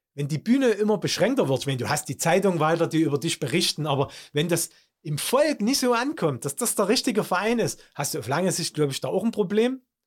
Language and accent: German; Germany; bei uns in Deutschland